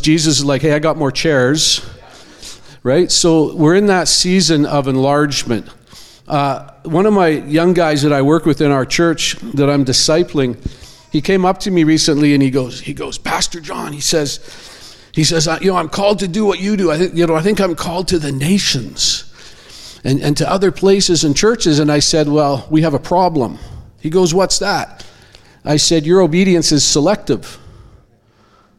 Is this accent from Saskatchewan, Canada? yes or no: no; Abbotsford, British Columbia, Canada; I'm from Abbotsford, BC. I go to Church of Zion. Been there 30 years.